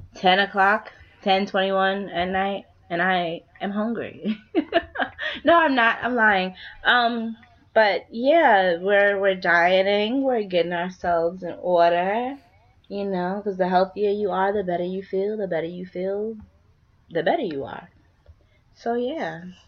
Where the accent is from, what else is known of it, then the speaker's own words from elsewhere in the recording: Trinidad & Tobago; I'm Trinidadian